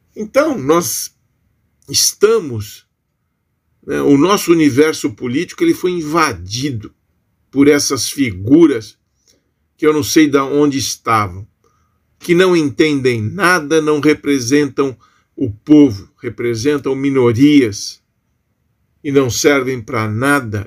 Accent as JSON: {"language": "Portuguese", "country": "Brazil", "said": "nós somos brasileiros"}